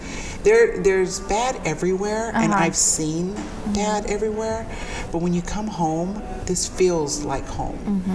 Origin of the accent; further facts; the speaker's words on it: Los Angeles, California, United States; growing up in Pedro